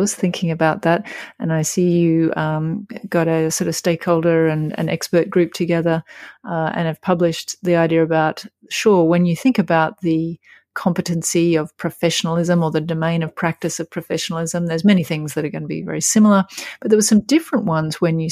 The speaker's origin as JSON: {"language": "English", "country": "Australia", "said": "my Australian people"}